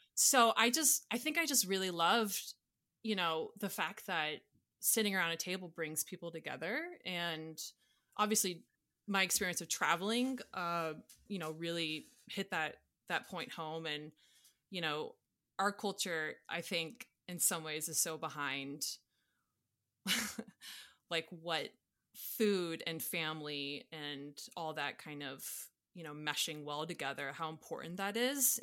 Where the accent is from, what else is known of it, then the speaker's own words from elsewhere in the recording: Atlanta, Georgia, United States; moved away as an adult; also born or lived in Louisiana / Colorado / New York; I grew up in Atlanta, went to school at Tech